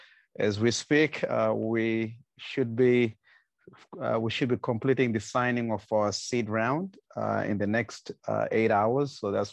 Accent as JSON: {"language": "English", "country": "Zimbabwe", "tie": "born or raised there", "also_born_or_lived": "Brooklyn, New York, United States", "moved": "as an adult", "lives_now": "Jakarta, Indonesia", "said": "So I moved here from New York. I used to live in Brooklyn, but of course, born and raised in Zimbabwe. I've been in the US for 20 something years and decided to come to Southeast Asia."}